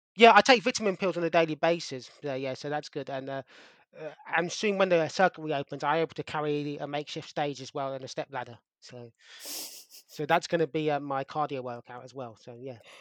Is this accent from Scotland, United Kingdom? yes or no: no; London, United Kingdom; growing up in Wimbledon